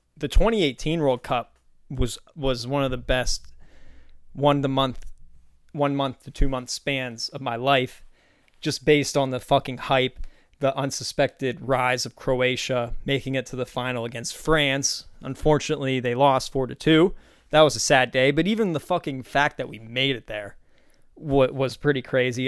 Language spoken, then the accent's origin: English; Pennsylvania, United States; moved away; I grew up in Pennsylvania